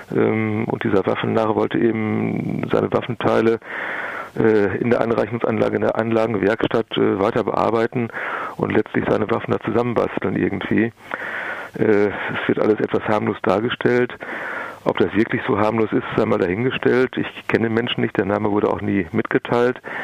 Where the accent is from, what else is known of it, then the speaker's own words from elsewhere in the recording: Germany; hier bei uns in Deutschland